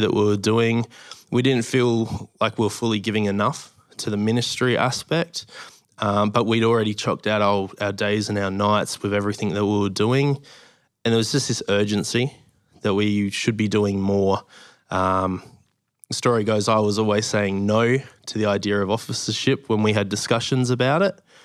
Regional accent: Adelaide, South Australia, Australia; moved away as an adult; also born or lived in Moorabbin, Victoria; now in Victoria, Australia; from Adelaide pretty much my whole life

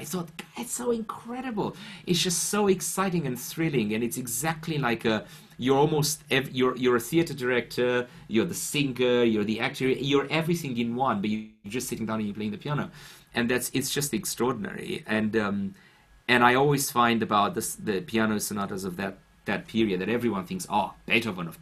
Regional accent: Bucharest, Romania; English is a second language; now in London, United Kingdom; as I was growing up in Bucharest

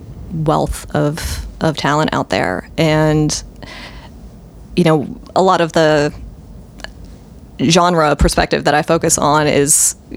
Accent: Minnesota, United States; also born or lived in Michigan / Pennsylvania; I'm kind of a Great Laker, born and bred. My family is from Minnesota. I was born in Minnesota. I lived in Michigan for a couple years, lived in Pennsylvania for 7 years.

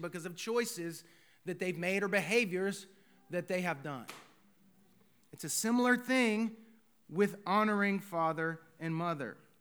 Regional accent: United States; as American citizens

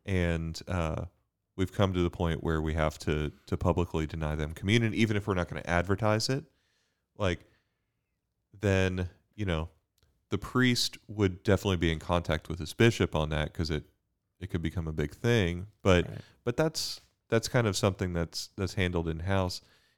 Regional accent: Bermuda; now in United States; I came from Bermuda to study physics at UD, had my conversion there.

